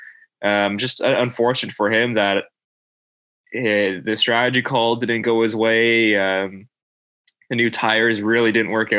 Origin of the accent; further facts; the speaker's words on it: Canada; as a Canadian